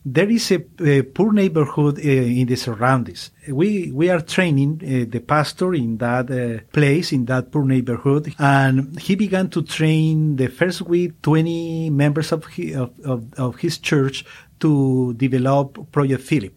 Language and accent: English; Colombia; English is a second language; even when I was a child, I am from Colombia, it was prohibited to have a Bible at, at home